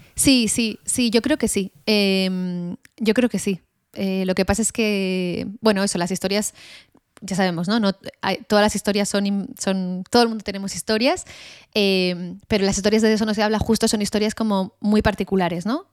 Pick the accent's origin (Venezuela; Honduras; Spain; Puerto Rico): Spain; siendo española